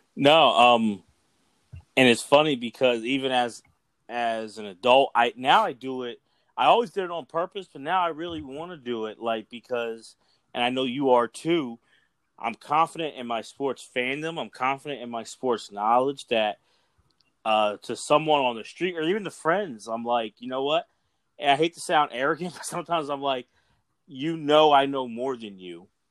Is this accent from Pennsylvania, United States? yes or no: yes; Philadelphia, Pennsylvania, United States; … and I are from the Philadelphia area